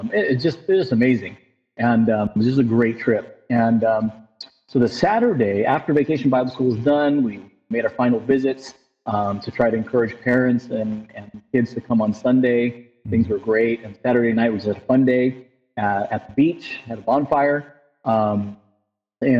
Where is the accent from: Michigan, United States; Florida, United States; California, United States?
California, United States; San Diego; I grew up in San Diego